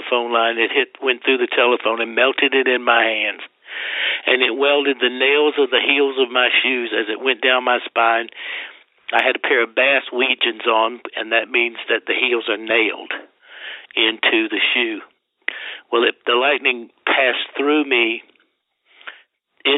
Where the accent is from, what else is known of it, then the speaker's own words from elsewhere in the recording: Deep South, United States; now in Las Vegas, United States; I grew up in the Deep South, you know, and everybody goes to hell where I came from.